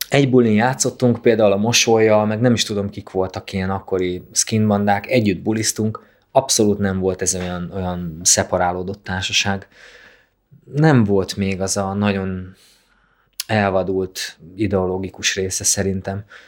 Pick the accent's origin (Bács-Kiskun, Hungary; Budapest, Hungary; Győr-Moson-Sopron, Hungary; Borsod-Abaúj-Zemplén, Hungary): Bács-Kiskun, Hungary; a small village near Kalocsa; én Kalocsa mellett születtem egy kis faluban